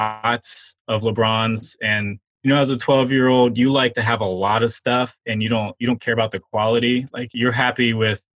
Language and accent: English; Charlotte, North Carolina, United States; I was growing up in Charlotte and everyone was Panthers fans